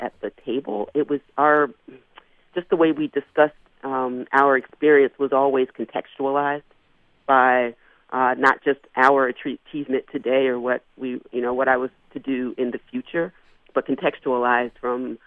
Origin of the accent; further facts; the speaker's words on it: Philadelphia, Pennsylvania, United States; I grew up in Philadelphia